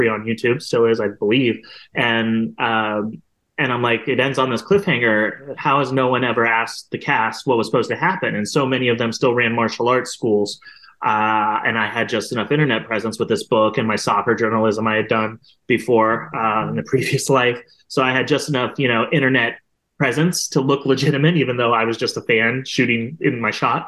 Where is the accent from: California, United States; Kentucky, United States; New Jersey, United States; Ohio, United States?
Ohio, United States; Columbus; I'm from Columbus